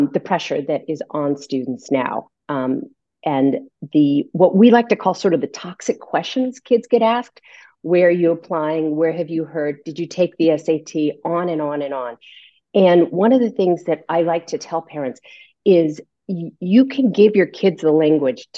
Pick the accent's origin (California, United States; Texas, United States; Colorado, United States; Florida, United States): California, United States; I went to the University of California in San Diego because I grew up in California